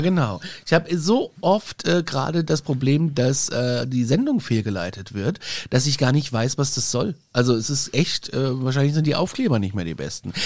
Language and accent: German; Aschaffenburg, Bavaria, Germany; Aschaffenburg zählt ja gar nicht wirklich nur auf der Landkarte zu Bayern, eigentlich sind wir ja Hessen